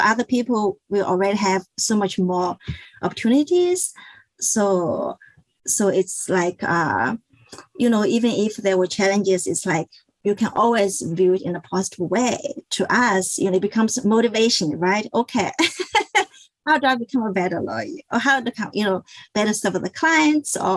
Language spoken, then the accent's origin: English; China; moved away as an adult; also born or lived in Connecticut; now in Washington, D.C. area, United States; I was born and I grew up in China.